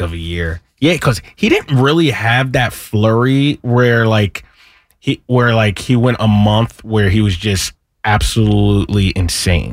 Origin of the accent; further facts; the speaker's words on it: Lower Merion, Pennsylvania, United States; I'm from Lower Marion area.